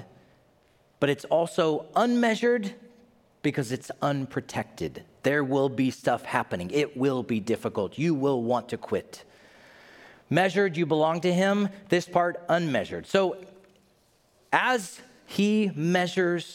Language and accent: English; Knoxville, Tennessee, United States; I'm from Knoxville, Tennessee